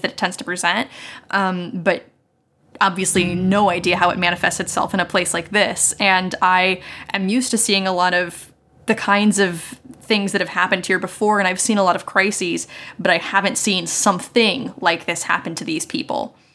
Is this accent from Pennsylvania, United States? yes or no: no; Morgantown, West Virginia, United States; moved away as an adult; I was born and raised in West Virginia for, you know, the first, like, twenty years of my life in the same house